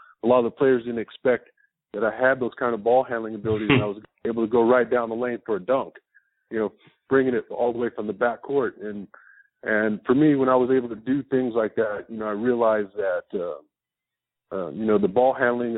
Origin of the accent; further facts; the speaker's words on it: Tucson, Arizona, United States; growing up in Tucson my whole life